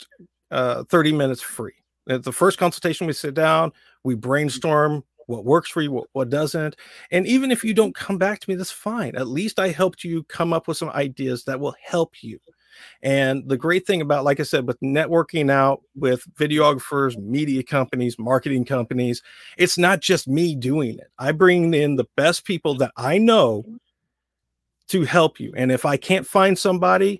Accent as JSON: {"language": "English", "region": "Southern Indiana", "country": "United States", "tie": "born or raised there", "accent": "Southern drawl", "said": "I grew up in Southern Indiana. So for me, I always have that Southern drawl"}